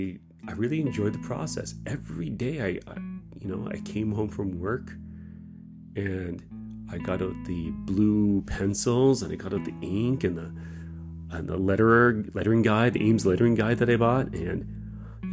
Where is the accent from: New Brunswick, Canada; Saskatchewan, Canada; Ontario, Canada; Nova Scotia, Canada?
Ontario, Canada; Kitchener; moved away as an adult; now in Japan; I was raised in Kitchener, Waterloo, in Ontario.